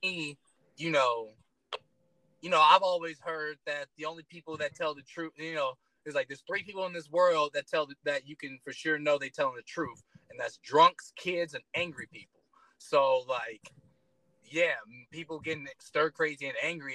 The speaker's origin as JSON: {"language": "English", "town": "Detroit", "region": "Michigan", "country": "United States", "tie": "born or raised there", "moved": "as an adult", "lives_now": "Colorado, United States", "said": "I grew up in Detroit, Michigan."}